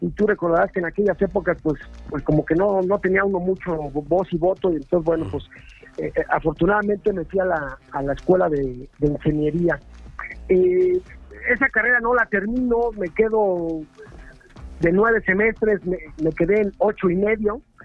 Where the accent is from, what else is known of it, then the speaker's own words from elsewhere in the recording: Mexico City, Mexico; now in Cholula, Mexico; soy chilango de corazón, pero vivo al pie del volcán aquí en Cholula